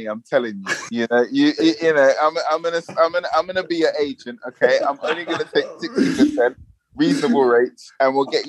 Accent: London, United Kingdom; accent: London, northwest London; I would consider my accent, you know, London, kind of like atypical London, or kind of like just standard, you know, northwest, north, you know, not too far east, not too far south

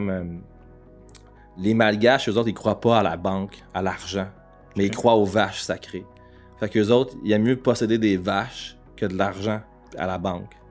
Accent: Quebec, Canada; on est des Québécois qui surfent

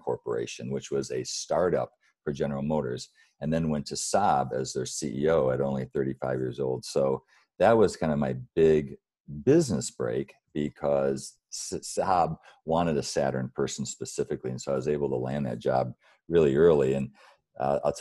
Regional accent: Battle Creek, Michigan, United States; I grew up in Battle Creek, Michigan, really poor upbringing

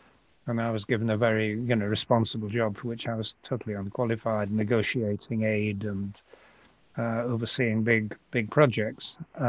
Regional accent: Yorkshire and the Humber, United Kingdom; accent: Yorkshire; also born or lived in Glasgow / London / Cambridge; Glasgow, London, Cambridge, rather more than I've lived in York, it would be surprising if I'd kept my Yorkshire accent.

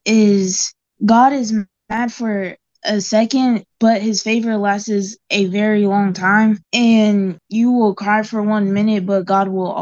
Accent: Oklahoma, United States; I'm from Oklahoma, and my birthday is coming up soon.

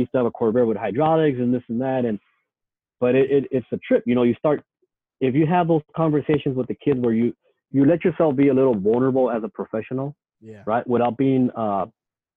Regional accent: San Diego, California, United States; I grew up in Logan Heights. I still live here

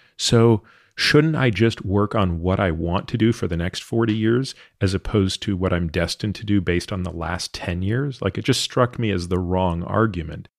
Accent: Canada; moved away as an adult; I grew up in Canada

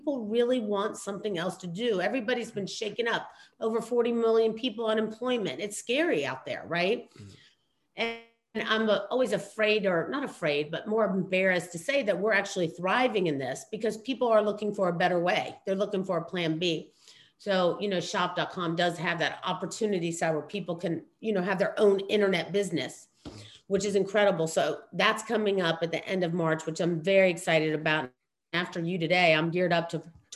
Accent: New York City, New York, United States; I was born in Queens. Yeah. I'm straight up, you know, from the streets.

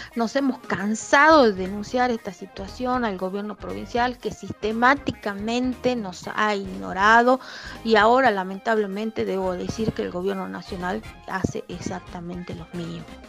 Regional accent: Jujuy, Argentina; mi provincia es una provincia muy pobre

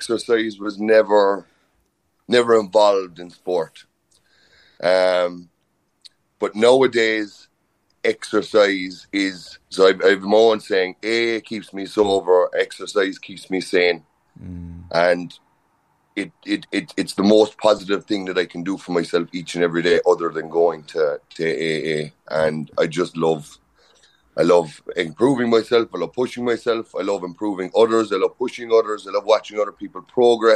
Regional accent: Inishannon, Munster, Ireland; also born or lived in Dublin; it's a beautiful place to grow up. This place, I was very, very lucky to have met some wonderful people, but to have some great childhood memories of swimming and GA and, you know, everything about me is very much from my roots back in Inishannon

